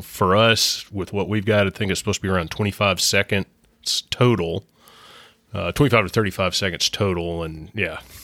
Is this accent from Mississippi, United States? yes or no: yes; Mississippi, United States; growing up in Mississippi